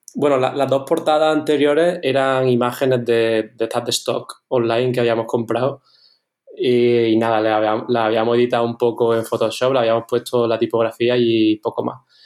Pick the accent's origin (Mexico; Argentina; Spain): Spain; Córdoba, Andalusia; nosotros somos de Córdoba, que es una ciudad que, bueno, tiene 360.000 habitantes o así